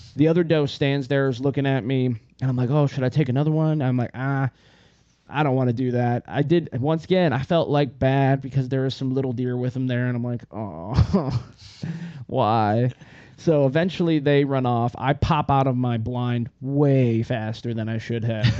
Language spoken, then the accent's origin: English; Northern Michigan, United States; I'm from Northern Michigan